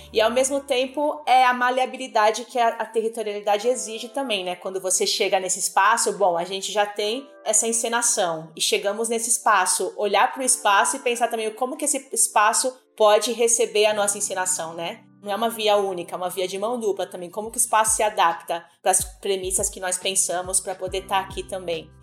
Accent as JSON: {"language": "Portuguese", "region": "São Paulo", "country": "Brazil", "tie": "born or raised there", "said": "E eu tô aqui em São Paulo, nasci e cresci aqui. Eu nasci na Zona Leste, na Penha"}